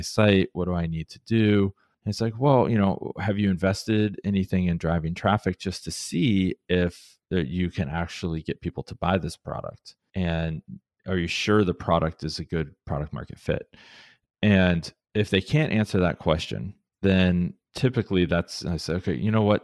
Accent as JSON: {"language": "English", "town": "Columbus", "region": "Ohio", "country": "United States", "tie": "born or raised there", "also_born_or_lived": "Cleveland, Ohio", "moved": "as an adult", "lives_now": "Portland, United States", "said": "when I grew up in Columbus, so I'm, I'm an Ohio boy through and through"}